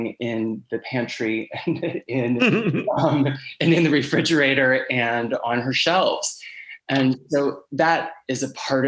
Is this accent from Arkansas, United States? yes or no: no; Blue Ridge Mountains in Virginia, United States; now in New York City, United States; I grew up in the Blue Ridge Mountains in Virginia, and for the past 20 years, I've lived in New York City